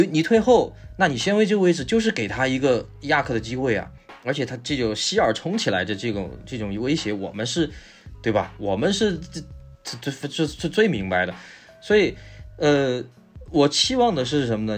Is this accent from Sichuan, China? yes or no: yes; Sichuan, China; accent: Sichuanese; 我们说四川话